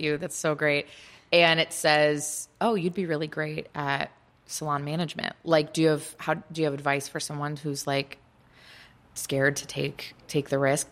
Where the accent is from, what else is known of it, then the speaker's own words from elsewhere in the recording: Kalamazoo, Michigan, United States; moved away; at least I'll speak for my hometown. Like, Kalamazoo has great nail salons now